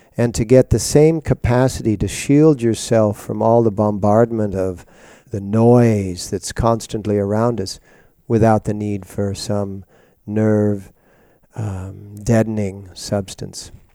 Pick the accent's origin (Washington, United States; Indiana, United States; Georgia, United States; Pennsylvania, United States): Washington, United States; Seattle; when I grew up in Seattle, uh, starting in nineteen forty-five